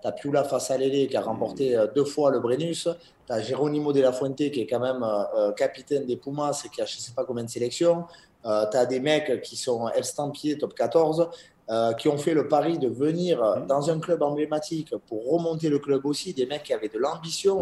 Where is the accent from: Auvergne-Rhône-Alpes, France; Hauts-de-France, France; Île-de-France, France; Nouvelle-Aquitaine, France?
Nouvelle-Aquitaine, France; Bayonne; je suis natif de Bayonne